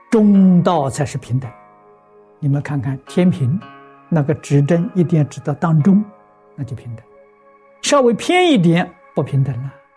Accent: China; 我们中国人常讲忠心报国啊

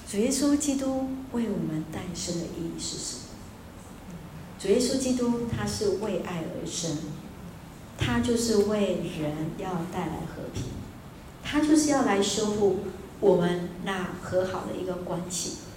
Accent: Taiwan; 我从台湾来

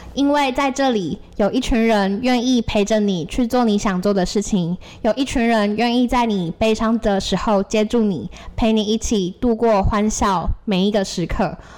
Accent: Tainan, Taiwan; moved away as an adult; now in Taipei, Taiwan; 我自己是来自台南的私立学校

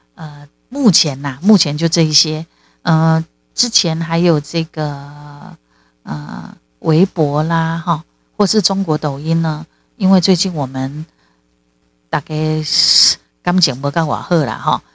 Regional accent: Taiwan; 台湾就是我的故乡，台湾就是我的家

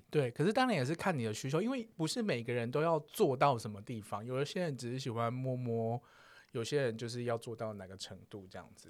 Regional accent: southern Taiwan, Taiwan; 我不是台北孩子，嗯哼。我，我是南部人

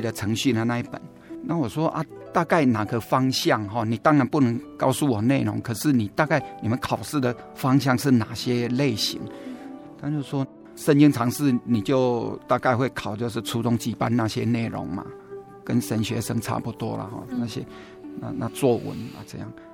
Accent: central Taiwan, Taiwan; now in Taichung, Taiwan; 中部也算是我的故乡嘛

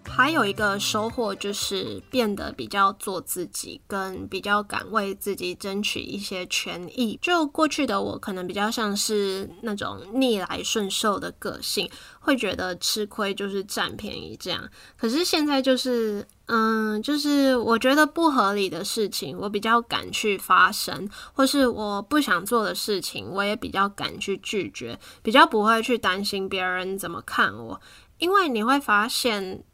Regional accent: Taiwan; moved away; 因为从台湾离开的话，你很清楚，你终究会回来

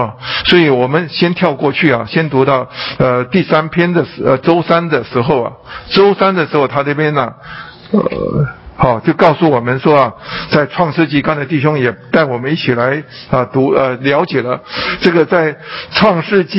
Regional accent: China; 我们吃饭，中国人吃饭，哎，我们是用筷子

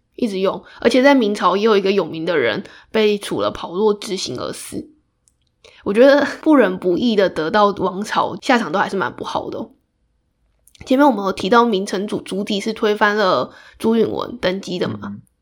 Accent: Taiwan; 我们台湾人熟知的国姓爷郑成功

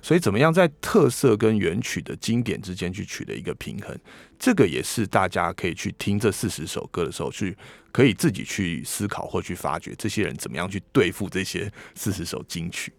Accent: Taiwan; 我们台湾人

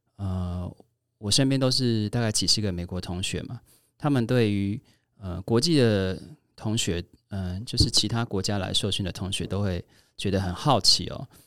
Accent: Kaohsiung, Taiwan; 因为我是高雄人

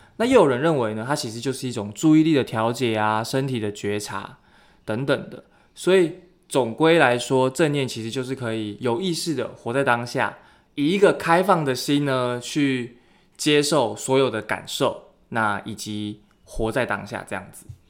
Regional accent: Keelung, Taiwan; 就是我的家乡基隆

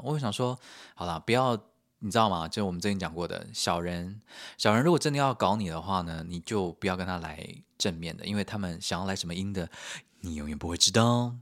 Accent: Taiwan; also born or lived in United Kingdom; now in Germany; 身为台湾人，我觉得也比较放心

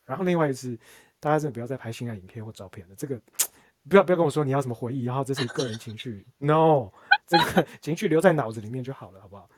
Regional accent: Taiwan; 我还是台湾土生土长的

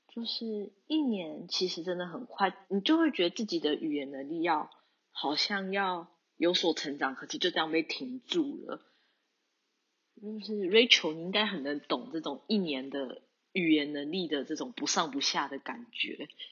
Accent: New Taipei, Taiwan; moved away as an adult; now in Tokyo, Japan; 我是来自台湾的台北，不过准确来说应该是新北市，台北的隔壁的

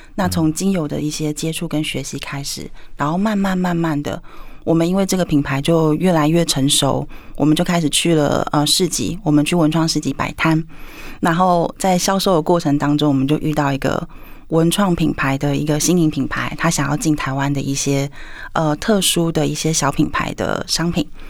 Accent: Taiwan; 我也是台湾的姑娘

